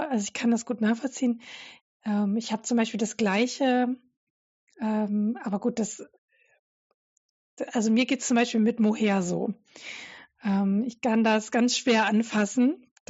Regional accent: Dresden, Saxony, Germany; ich komme ja ursprünglich äh, aus Dresden ähm, und meine Kindheit war noch so Ausläufer DDR geprägt

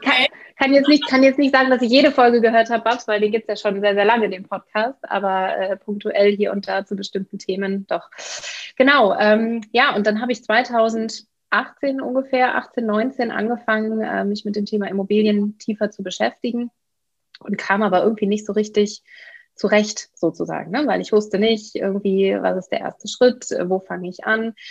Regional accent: Bielefeld, North Rhine-Westphalia, Germany; ich bin geboren in Bielefeld, äh, okay. das ist Ostwestfalen in NRW. Ich bin aufgewachsen

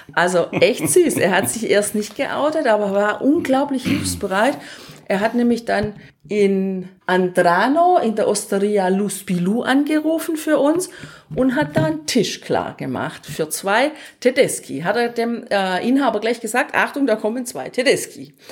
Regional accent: Germany; wir sind die beiden Deutschen

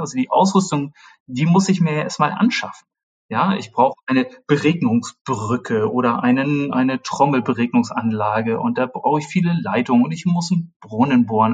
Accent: Germany; ich bin in der Nähe Hamburgs aufgewachsen

